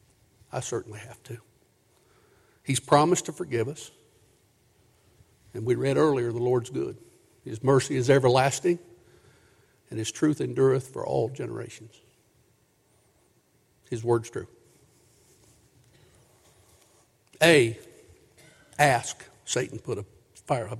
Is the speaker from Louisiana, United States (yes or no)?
no; Booneville, Kentucky, United States; I grew up in Boonville, Kentucky.